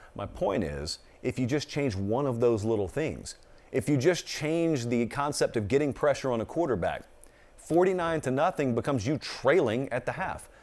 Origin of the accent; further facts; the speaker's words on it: rural Georgia, United States; I grew up in the South